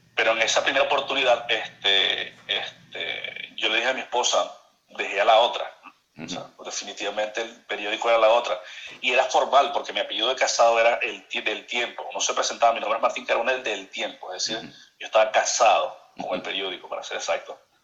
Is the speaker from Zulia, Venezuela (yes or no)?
yes; Maracaibo, Zulia, Venezuela; accent: maracucho; moved away as an adult; also born or lived in Puerto la Cruz, Venezuela; now in Barranquilla, Colombia; Soy maravino, nací en Maracaibo, en el Hospital Chiquinquirá, este, más maracucho que eso no puede haber.